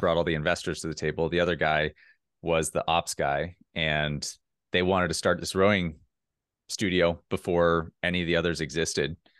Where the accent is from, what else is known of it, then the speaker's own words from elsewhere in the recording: Minnesota, United States; moved away; I'm from Minnesota